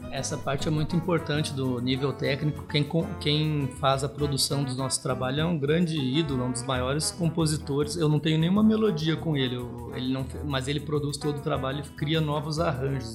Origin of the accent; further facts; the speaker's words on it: Santa Maria, Rio Grande do Sul, Brazil; moved away; also born or lived in Tocantins / Goiás; sou natural de Santa Maria